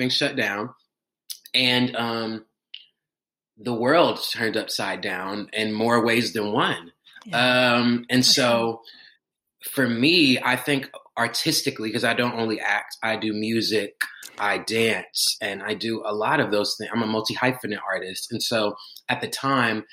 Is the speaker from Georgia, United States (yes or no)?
yes; Atlanta, Georgia, United States; I'm from Atlanta, Georgia. I'm in Atlanta right now